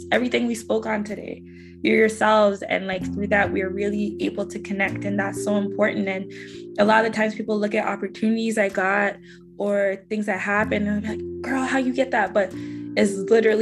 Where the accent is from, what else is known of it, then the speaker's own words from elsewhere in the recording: Scarborough, Ontario, Canada; I'm from Scarborough, Ontario, and where I came from